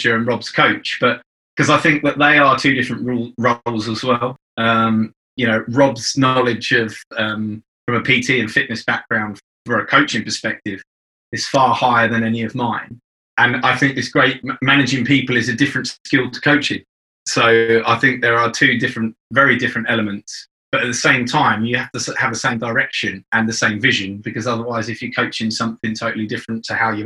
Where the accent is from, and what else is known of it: Colchester, East of England, United Kingdom